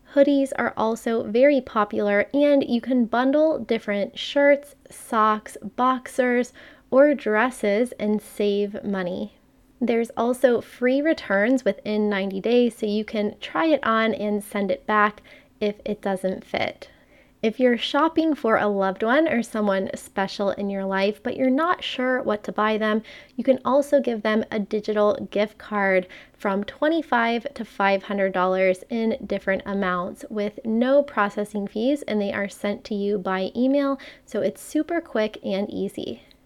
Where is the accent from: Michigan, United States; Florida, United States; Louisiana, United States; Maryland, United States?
Florida, United States; Miami; I'm from Miami